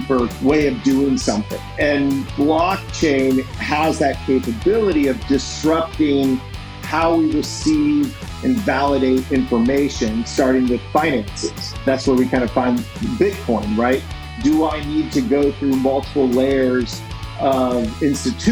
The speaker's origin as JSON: {"language": "English", "region": "Indiana", "country": "United States", "tie": "born or raised there", "moved": "yes", "said": "I grew up in Indiana"}